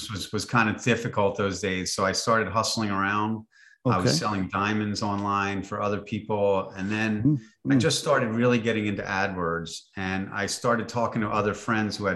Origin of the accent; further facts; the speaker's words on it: Lower Merion, Pennsylvania, United States; So I grew up outside of Philadelphia, PA, Lower Merion, Pennsylvania, and still live in this area in the suburbs here